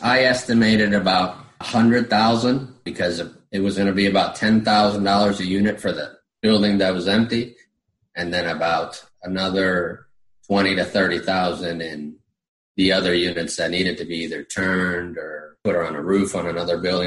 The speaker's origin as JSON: {"language": "English", "country": "Puerto Rico", "also_born_or_lived": "Florida / Virginia", "moved": "yes", "lives_now": "Summerville, South Carolina, United States", "said": "I'm originally from Puerto Rico"}